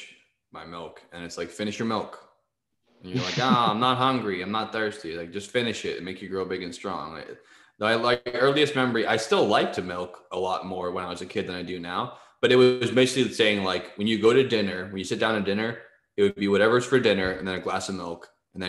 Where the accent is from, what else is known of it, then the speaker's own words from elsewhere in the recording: New England, United States; growing up in New England